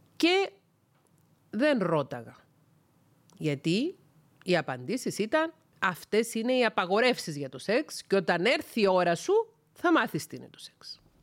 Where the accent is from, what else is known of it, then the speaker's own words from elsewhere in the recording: Cyprus; also born or lived in Thessaloniki; κατάγομαι από την Κύπρο